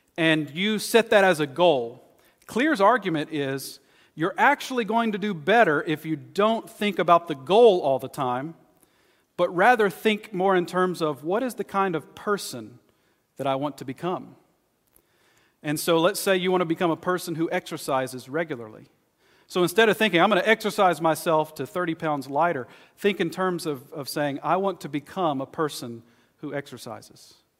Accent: East Texas, United States; where I grew up in East Texas.

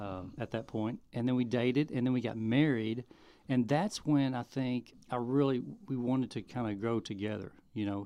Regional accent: Arkansas, United States; also born or lived in Oakland, California / Japan; I was born and um, Oakland, California. My parents in the military. We lived in Japan for a little bit, and then uh, we moved to Arkansas when I was about four. So I grew up in Arkansas.

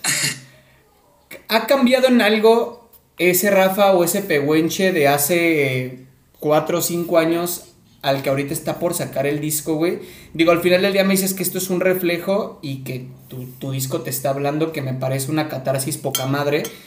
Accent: Córdoba, Veracruz, Mexico; Yo soy de Córdoba, Veracruz

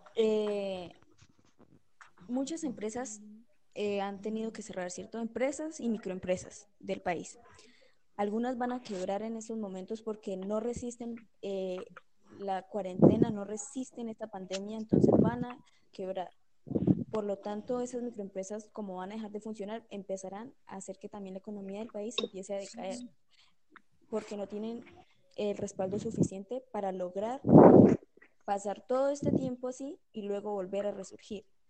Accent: Colombia; los colombianos

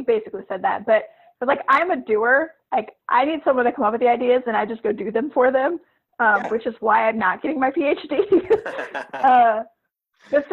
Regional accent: Louisiana, United States; I'm from Louisiana

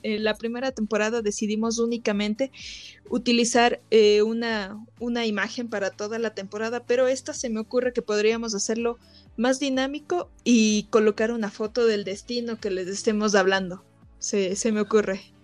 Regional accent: Ecuador; nosotros como nativos y locales de aquí de Ecuador

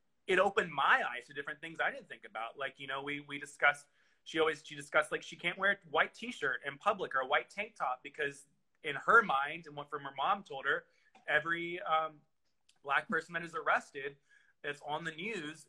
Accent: the South, United States; I grew up in the South

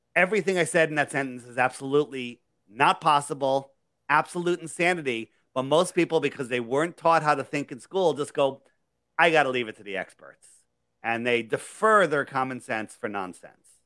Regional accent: California, United States; I'm from Cali

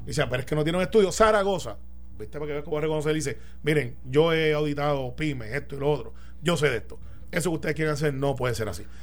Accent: Puerto Rico; yo soy el, como muchos puertorriqueños

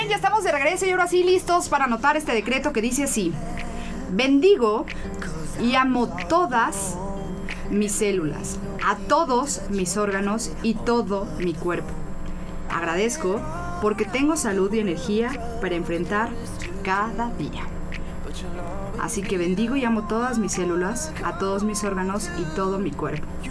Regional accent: Mexico; nosotros como mexicanos

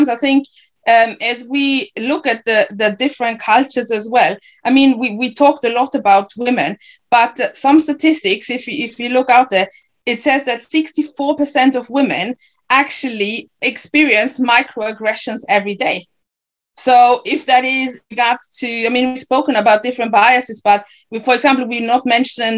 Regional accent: Ghana; now in Germany; I'm Ghanaian

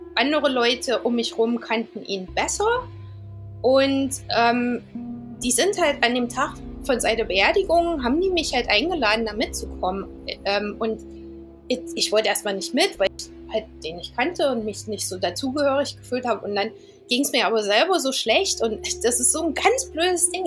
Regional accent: Eisenach, Thuringia, Germany; moved away as an adult; also born or lived in London, United Kingdom; now in Southend-on-Sea, United Kingdom; Ich komme aber original aus Eisenach. Ich bin ähm, 2001 aus, aus Deutschland weggegangen, bin nach England gezogen

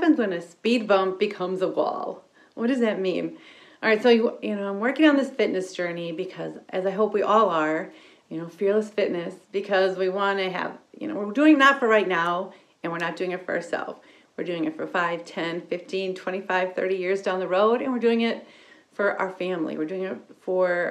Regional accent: Wisconsin, United States; I'm from Wisconsin

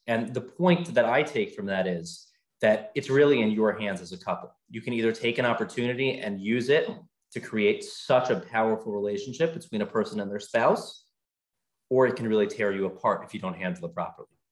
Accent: Baltimore, Maryland, United States; moved away as an adult; now in Atlanta, United States; my wife's from New York. I'm from Baltimore. We came purely for this job

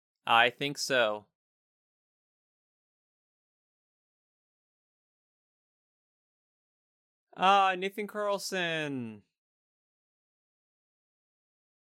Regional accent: Greece; No, I'm from Greece.

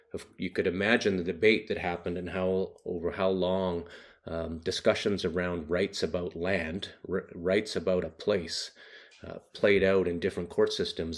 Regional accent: Haida Gwaii, British Columbia, Canada; I grew up very rural in Western Canada on a group of islands that are 80 kilometers off the mainland coast a place called Haida Gwaii

